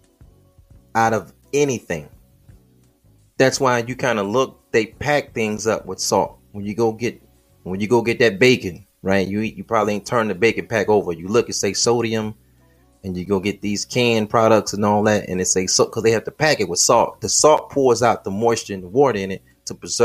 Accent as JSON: {"language": "English", "region": "Midwest", "country": "United States", "said": "I'm from the Midwest"}